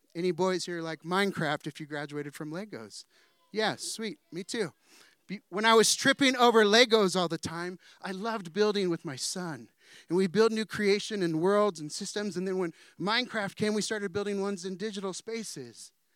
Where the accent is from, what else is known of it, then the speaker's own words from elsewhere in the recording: San Diego, California, United States; also born or lived in Danville / Chula Vista; I'm from San Diego